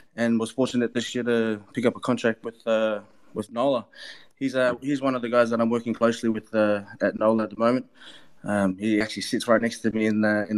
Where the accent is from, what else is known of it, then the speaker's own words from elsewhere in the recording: Melbourne, Victoria, Australia; moved away as an adult; now in New Orleans, United States; Growing up in Melbourne, there was a lot of AFL, and all my cousins and friends were playing rugby league.